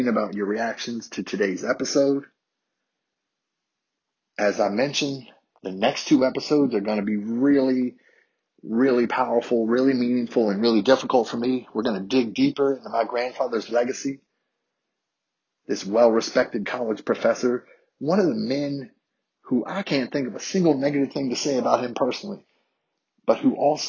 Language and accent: English; Harrisonburg, Virginia, United States; my black classmates growing up in Harrisonburg, Virginia